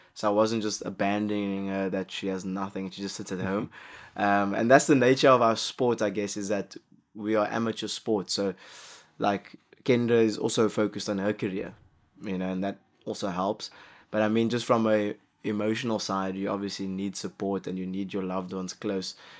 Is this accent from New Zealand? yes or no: no; South Africa; as a South African